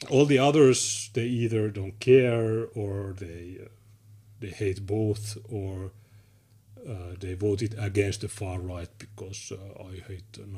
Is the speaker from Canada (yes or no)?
no; Finland; I'm from Finland, nice.